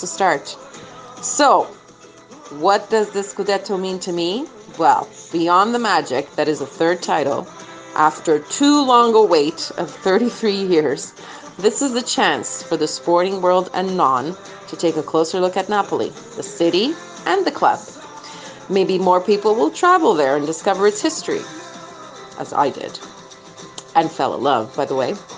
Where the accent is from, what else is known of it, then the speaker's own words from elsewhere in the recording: Montreal, Quebec, Canada; I'm from Montreal, Canada